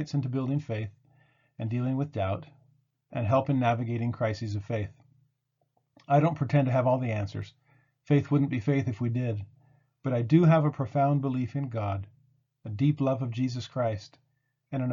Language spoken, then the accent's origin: English; California, United States; moved away as an adult; also born or lived in Tennessee / Puerto Rico; now in Utah, United States; I've lived through tornadoes in Tennessee and hurricanes in Puerto Rico, but I grew up in California